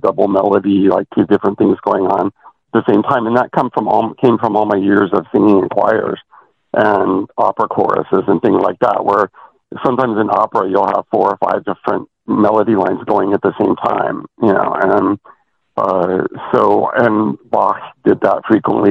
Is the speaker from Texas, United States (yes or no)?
no; Porterville, California, United States; growing up in Porterville, California